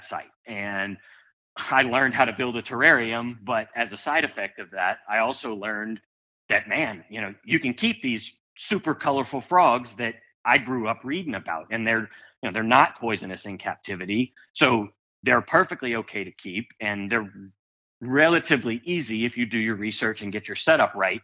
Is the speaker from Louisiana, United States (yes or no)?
yes; South Louisiana, United States; we grew up in South Louisiana